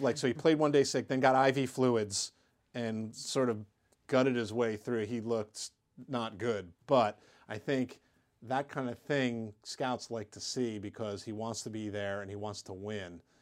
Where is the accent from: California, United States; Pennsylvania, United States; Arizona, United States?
Pennsylvania, United States; Pittsburgh; in my hometown at Pitt.